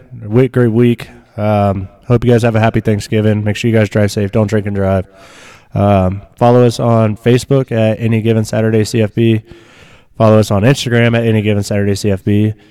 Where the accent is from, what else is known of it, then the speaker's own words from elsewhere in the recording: Nebraska, United States; You forget, I grew up in Nebraska, dude.